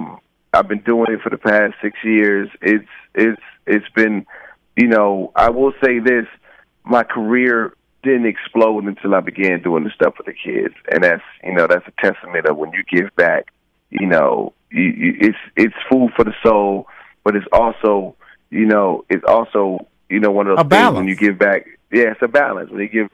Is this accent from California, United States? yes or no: yes; Rialto, California, United States; the name stems from the area that I grew up in Rialto, California. It was a pretty kind of rough pocket at the time.